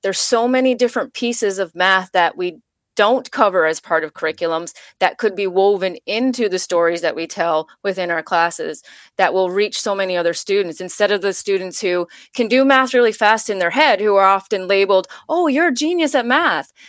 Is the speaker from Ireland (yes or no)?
no; Labrador City, Newfoundland and Labrador, Canada; moved away; also born or lived in Ontario; I grew up in Labrador City, Newfoundland, a very small town in, um, up north